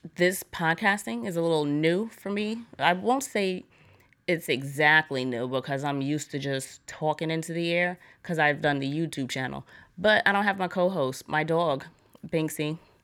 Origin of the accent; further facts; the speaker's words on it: New York, United States; I'm from New York